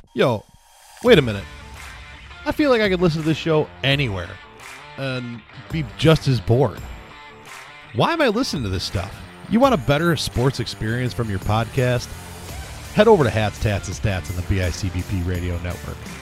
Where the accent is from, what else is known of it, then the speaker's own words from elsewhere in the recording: United States; as an American